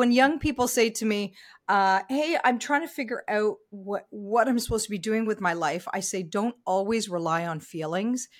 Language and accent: English; Ontario, Canada; now in Vancouver, Canada; I am very, very happily, um, based here in Vancouver, even though I grew up in Ontario.